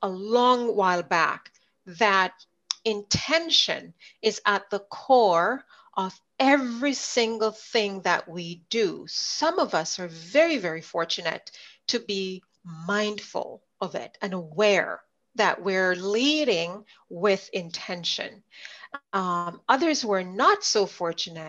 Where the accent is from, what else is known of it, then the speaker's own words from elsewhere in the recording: Jamaica; accent: Jamaican; moved away as an adult; now in Winnipeg, Canada; I was born in Jamaica. I grew up there for the first 20 years of my life.